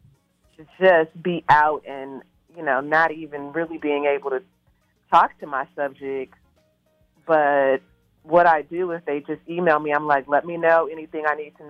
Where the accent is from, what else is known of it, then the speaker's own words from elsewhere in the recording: Wisconsin, United States; I am originally from Wisconsin